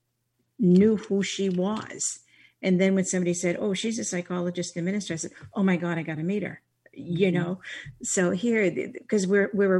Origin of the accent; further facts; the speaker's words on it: Boston, Massachusetts, United States; Growing up as an Irish Catholic girl in Boston